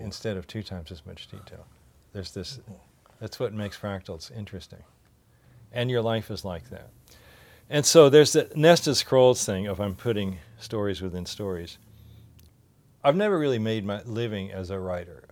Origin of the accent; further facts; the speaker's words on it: Louisville, Kentucky, United States; moved away; growing up in Louisville, Kentucky